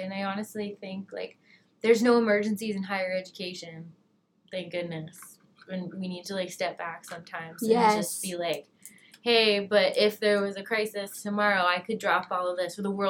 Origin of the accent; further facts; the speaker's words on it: Canada; moved away; the fact that I'm Canadian makes my day-to-day life just a little bit different than everyone around me because I have things like visas and taxes that I do totally different.